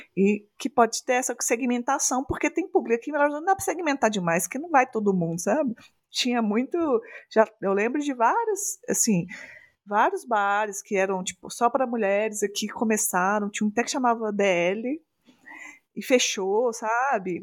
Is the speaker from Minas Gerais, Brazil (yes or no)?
yes; Minas Gerais, Brazil; eu sou aqui de Minas Gerais